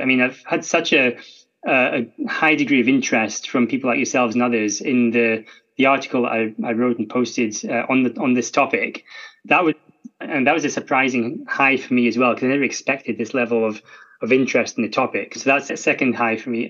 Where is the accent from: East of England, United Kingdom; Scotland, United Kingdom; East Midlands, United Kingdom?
Scotland, United Kingdom; I'm Scottish, and you can tell from my accent.